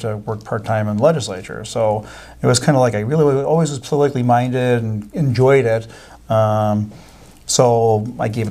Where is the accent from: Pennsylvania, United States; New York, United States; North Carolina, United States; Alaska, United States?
New York, United States; Wales; born and bred in Wales, New York, on a farm.